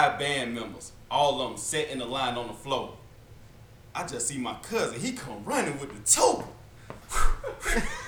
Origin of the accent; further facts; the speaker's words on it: Atlanta, Georgia, United States; Born, raised in Atlanta. Southside College Park.